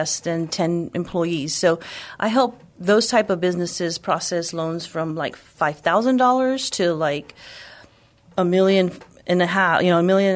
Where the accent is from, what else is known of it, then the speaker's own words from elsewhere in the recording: San Antonio, Texas, United States; I grew up here in San Antonio, born and raised my whole life